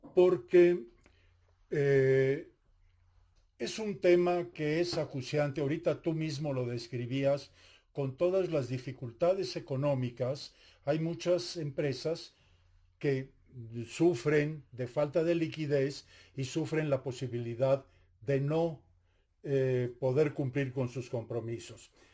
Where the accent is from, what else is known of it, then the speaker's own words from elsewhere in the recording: Mexico; yo soy, mexicano también